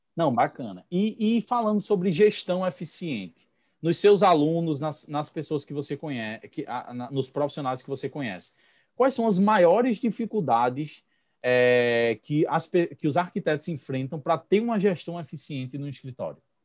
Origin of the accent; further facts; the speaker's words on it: Pernambuco, Brazil; accent: pernambucano; also born or lived in Recife; now in Vicência, Brazil; eu sou de Pernambuco